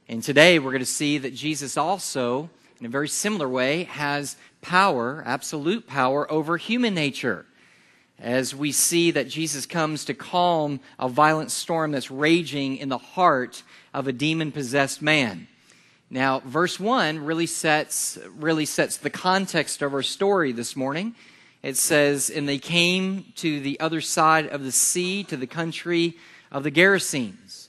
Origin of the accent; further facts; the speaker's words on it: Yulee, Florida, United States; And well, we're from Jacksonville. That's, that's where we're from. And, and the reason is because folks don't know where Yulee is, they know where this is.